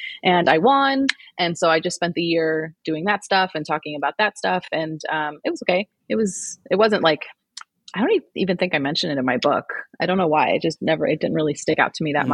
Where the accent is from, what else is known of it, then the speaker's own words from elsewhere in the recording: St. Louis, Missouri, United States; moved away as an adult; now in Scottsdale, United States; I am originally from St. Louis, which is in the middle of the country.